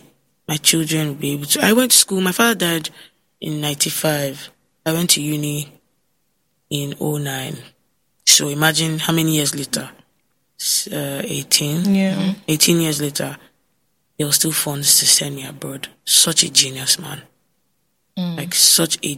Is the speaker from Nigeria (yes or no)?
yes; Ondo, Nigeria; I'm from Ondo State